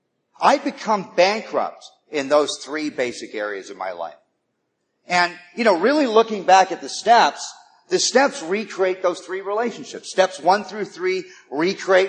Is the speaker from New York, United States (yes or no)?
no; Malibu, California, United States; now in Los Angeles, United States; I grew up in Malibu